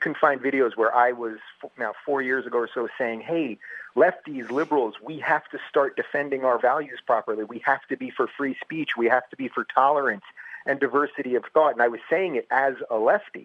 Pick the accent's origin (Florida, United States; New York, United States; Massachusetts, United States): New York, United States; Long Island; also born or lived in Brooklyn, New York / Manhattan, New York; I'm from New York. I was born in Brooklyn. I grew up in Long Island. I lived in Manhattan